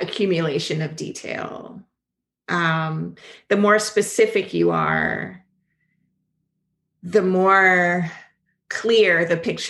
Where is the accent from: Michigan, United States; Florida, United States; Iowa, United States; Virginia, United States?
Florida, United States; Jacksonville; accent: Southern; I'm from Jacksonville, and we get real country, real Southern